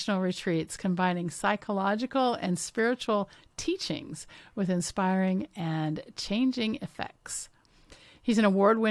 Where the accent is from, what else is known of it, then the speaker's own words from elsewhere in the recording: Washington, United States; I grew up in Washington State.